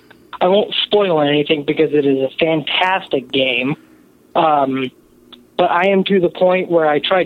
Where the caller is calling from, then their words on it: Kansas City, Missouri, United States; I'm calling from the Kansas City area.